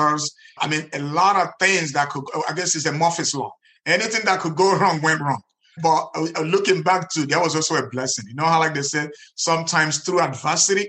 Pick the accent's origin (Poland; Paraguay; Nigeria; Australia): Nigeria; moved away as an adult; now in United States; in Nigeria, where I grew up